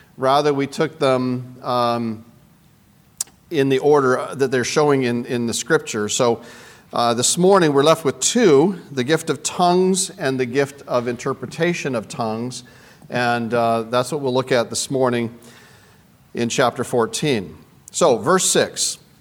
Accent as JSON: {"language": "English", "country": "Canada", "said": "I'm from Canada"}